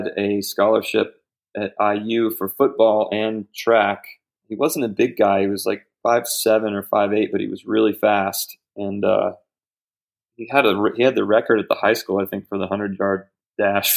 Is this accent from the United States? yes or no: yes; Springfield, Ohio, United States; we lived right across from my grandpa as a kid growing up on East High Street in Springfield, Ohio. And for the first 6 years of my life, that's where we were